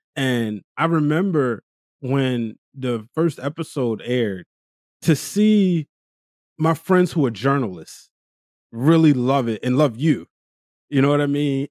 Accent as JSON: {"language": "English", "town": "Baltimore", "region": "Maryland", "country": "United States", "said": "I'm from East Baltimore"}